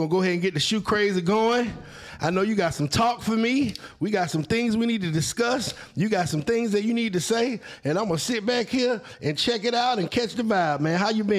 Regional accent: Virginia, United States; now in Augusta, United States; I'm from Virginia, but when I moved to Augusta, I'm from Virginia. I moved to Augusta, Georgia.

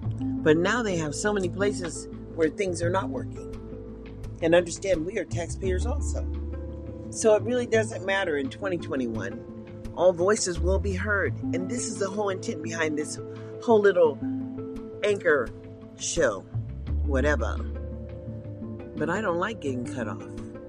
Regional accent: United States; And we have to understand, as perhaps as American people, maybe we don't know enough about public education

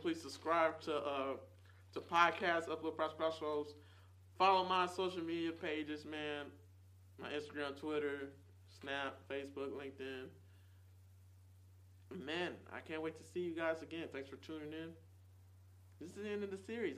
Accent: Nashville, Tennessee, United States; moved away as an adult; also born or lived in Charlotte, North Carolina; here in Nashville, in Nazareth, this is what I call this place

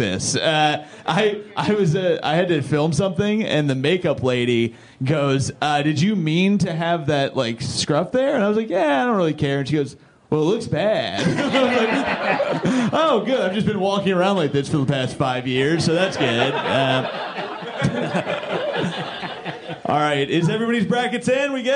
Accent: Indiana, United States; I'm from Indiana.

